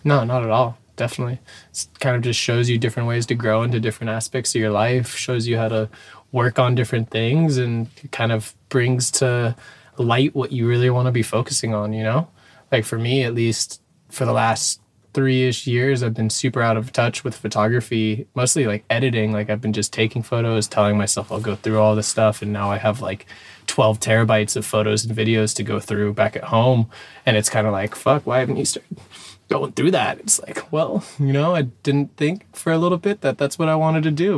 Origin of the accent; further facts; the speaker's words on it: Dana Point, California, United States; I'm from Dana Point, Southern California, born and raised